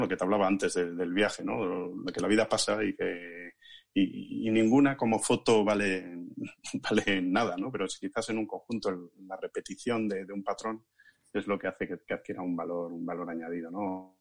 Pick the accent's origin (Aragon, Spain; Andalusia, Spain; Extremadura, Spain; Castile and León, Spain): Castile and León, Spain; Ciudad Rodrigo; moved away as an adult; also born or lived in Vicálvaro, Madrid; now in Madrid, Spain; la comarca de donde viven mis padres todavía, donde yo me crié hasta los 18 años